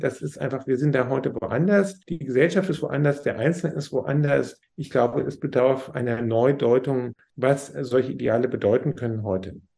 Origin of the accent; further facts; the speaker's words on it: Germany; für uns als Deutsche